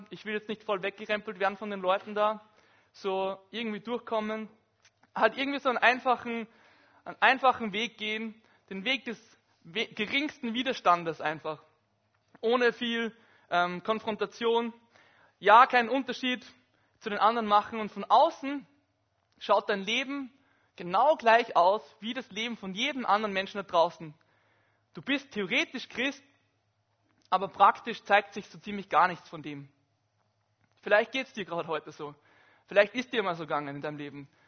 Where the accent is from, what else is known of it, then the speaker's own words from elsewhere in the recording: Upper Austria, Austria; ich komme aus Oberösterreich und das ist vielleicht vergleichbar mit GRK und Sturm in Graz.